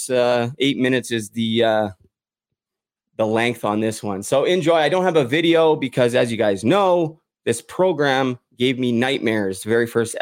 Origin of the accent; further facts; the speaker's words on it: Vancouver, British Columbia, Canada; My hometown, Vancouver